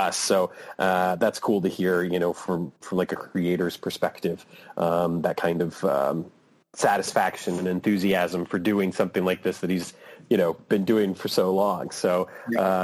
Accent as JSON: {"language": "English", "town": "Waterloo", "region": "Iowa", "country": "United States", "tie": "born or raised there", "said": "I was born in Waterloo, Iowa"}